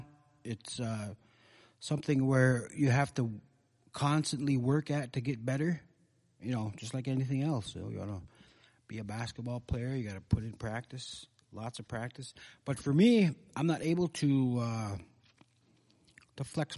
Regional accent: Red Lake, Minnesota, United States; growing up in Red Lake, there's a lot of stuff going on around the Red Lake Nation

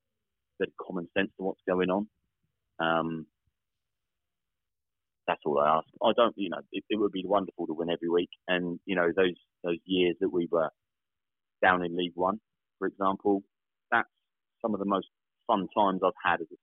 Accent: Southampton, South East England, United Kingdom; I grew up in the Western Wolston area. Still live in Southampton now. So, never moved away

